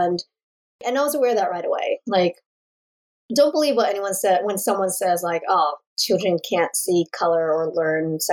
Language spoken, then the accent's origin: English; Vermont, United States; also born or lived in Rhode Island / Philippines; we moved here to enjoy the nature